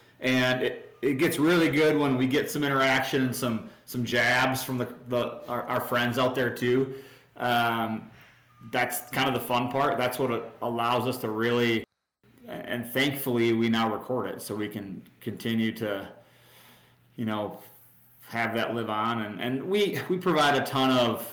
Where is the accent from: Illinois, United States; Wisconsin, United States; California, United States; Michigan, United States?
Wisconsin, United States; I grew up in a small town in Wisconsin